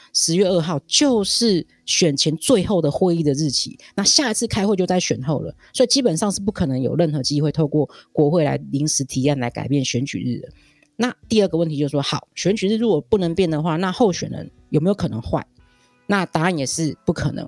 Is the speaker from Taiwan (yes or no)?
yes; Taiwan; 我们台湾人民